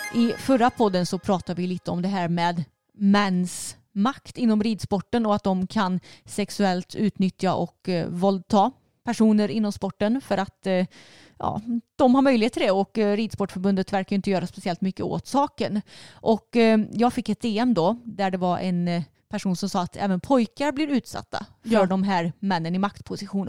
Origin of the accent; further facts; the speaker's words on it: Sweden; jag är svensk